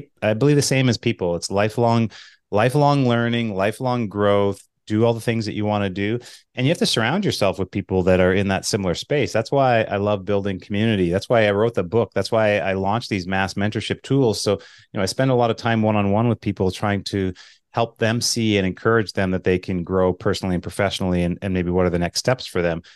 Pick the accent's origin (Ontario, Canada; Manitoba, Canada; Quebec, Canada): Manitoba, Canada; I'm from Manitoba, so it's cold in Canada